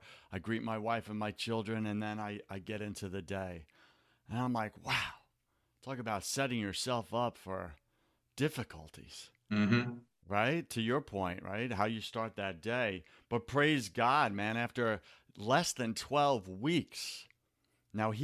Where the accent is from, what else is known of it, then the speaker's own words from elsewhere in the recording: New York, United States; now in Florida, United States; I thought that was just me being a New Yorker.